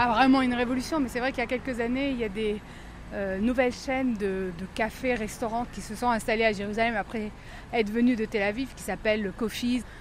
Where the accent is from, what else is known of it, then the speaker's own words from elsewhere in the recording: eastern France, France; Moi, je viens euh, de l'est de la France, donc c'est un, endroit plus froid.